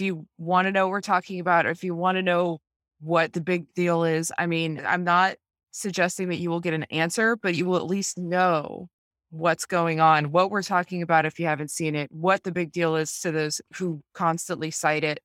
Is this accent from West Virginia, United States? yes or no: no; Sacramento, California, United States; my hometown serial killer. 'cause he haunted our neighborhood, but it was before we moved there